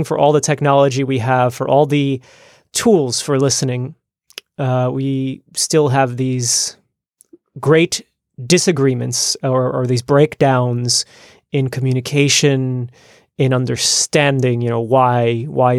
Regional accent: United States; moved away as an adult; now in Netherlands; I grew up in the United States

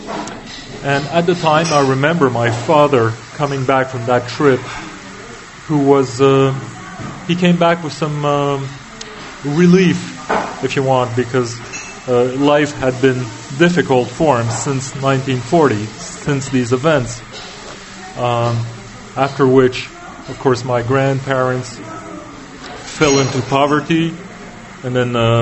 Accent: Niagara Falls, Ontario, Canada; moved away as an adult; now in France; I was born in the Niagara Falls in Canada.

